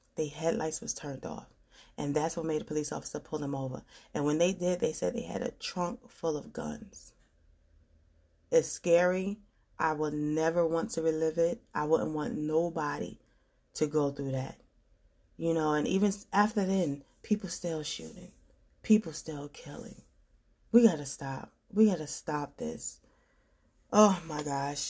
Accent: New York, United States; moved away; I'm from New York

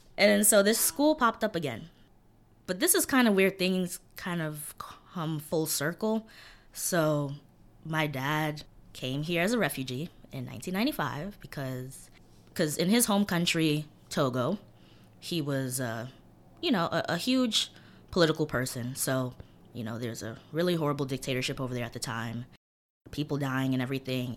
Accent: New York City, New York, United States; I grew up in East New York, Brooklyn

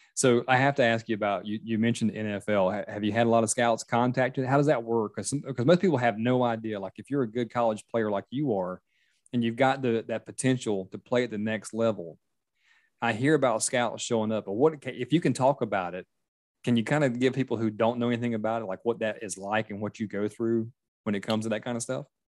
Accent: Myrtle Beach, South Carolina, United States; now in Charleston, United States; I live in Charleston area, but I grew up in Myrtle Beach

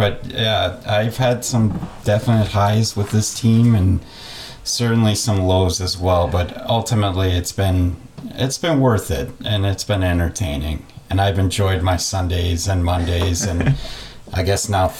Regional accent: Superior, Wisconsin, United States; I grew up in Superior, Wisconsin

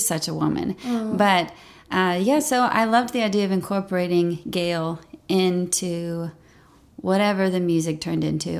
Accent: Memphis, Tennessee, United States; now in Nashville, United States; Growing up in Memphis was wonderful. I mean, I'm very thankful for it. Like I said, big family.

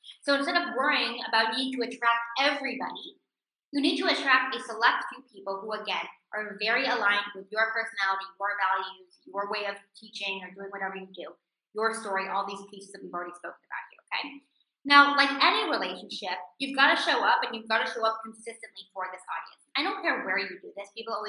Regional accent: California, United States; moved away as an adult; now in Israel; doable for me as a 23-year-old living in a foreign country, by the way, I was living in Israel, I came from California, where I didn't speak the language

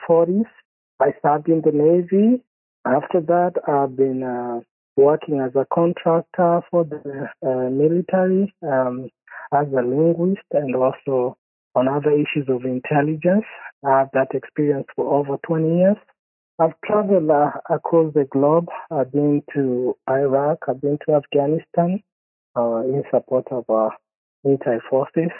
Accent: Kenya; I'm originally from Kenya. My father uh, is from Kenya

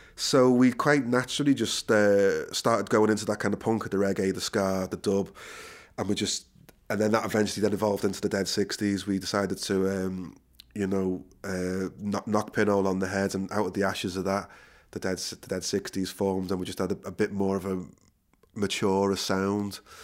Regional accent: Liverpool, North West England, United Kingdom; moved away as an adult; also born or lived in London; now in Ireland; born and bred in Liverpool

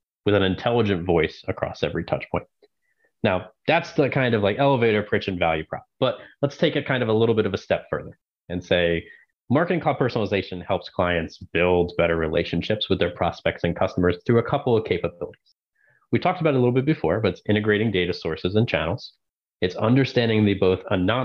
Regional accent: Maryland, United States; born and raised in Maryland

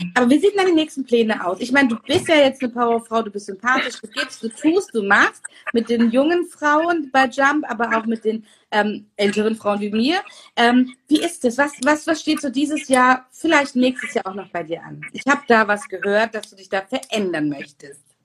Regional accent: Turkey; als Türkin

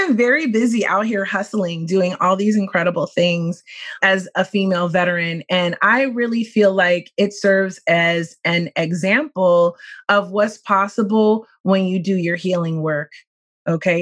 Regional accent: Philadelphia, Pennsylvania, United States; I grew up in West Philadelphia

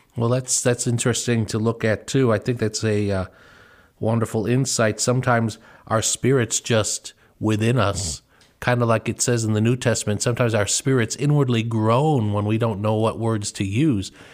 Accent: Chicago suburbs, Illinois, United States; I grew up in the Chicago suburbs

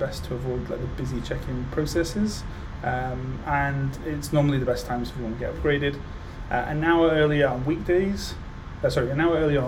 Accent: United Kingdom; being British

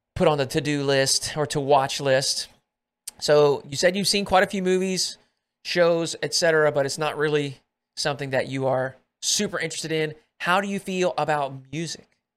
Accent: Arkansas, United States; I come from Arkansas

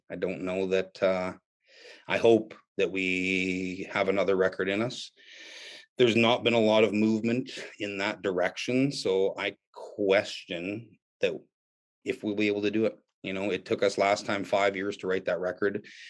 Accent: Canada; it was as a Canadian, kid, it was an intimidating, scary place.

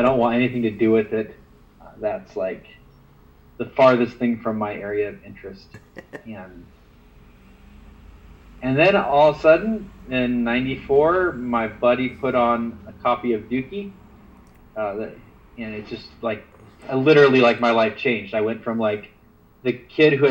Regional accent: the Northwest, Pacific Northwest, United States; I was from the Northwest

